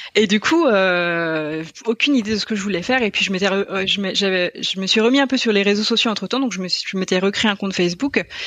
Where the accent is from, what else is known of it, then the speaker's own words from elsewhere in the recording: Brittany, Pays de la Loire, France; moved away as an adult; also born or lived in Cork, Ireland; je viens de Bretagne, euh, de Loire-Atlantique plus précisément